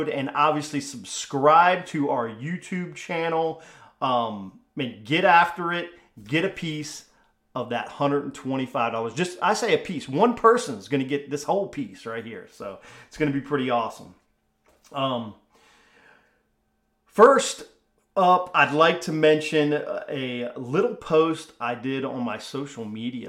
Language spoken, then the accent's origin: English; Northern Virginia, United States; My home turf, where I originally from. I grew up on the Potomac River in Northern Virginia.